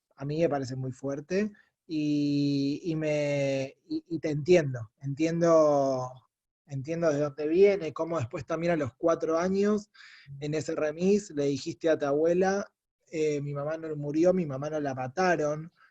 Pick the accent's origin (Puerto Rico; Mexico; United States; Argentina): Argentina; como judíos argentinos